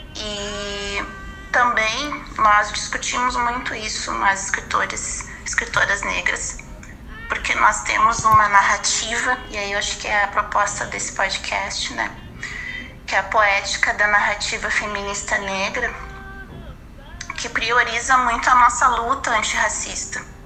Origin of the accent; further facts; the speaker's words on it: Porto Alegre, Rio Grande do Sul, Brazil; also born or lived in Rio de Janeiro; eu sou de Porto Alegre, mas eu morei um ano no Rio de Janeiro.